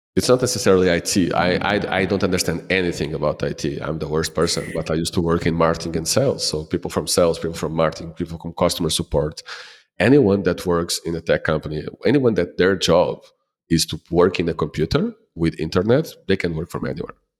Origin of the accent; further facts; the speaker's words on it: Lisbon, Portugal; also born or lived in Ponta do Sol, Madeira; I am from Lisbon